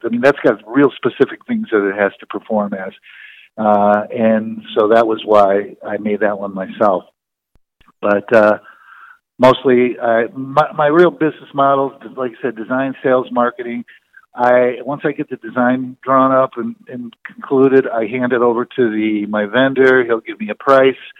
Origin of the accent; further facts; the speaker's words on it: Detroit, Michigan, United States; moved away as an adult; also born or lived in Kalamazoo, Michigan; now in Chicago, United States; I grew up in Detroit